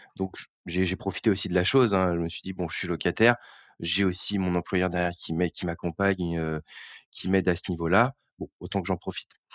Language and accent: French; Eure, Normandy, France; moved away as an adult; also born or lived in Paris; now in Seine-Maritime, France; Je suis originaire de l'Eure, en fait, moi. Avant d'avoir un peu baroudé, je suis originaire de l'Eure.